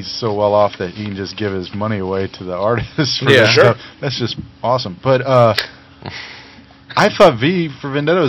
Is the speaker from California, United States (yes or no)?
yes; California, United States; moved away; I was born in California. I'm not originally from there.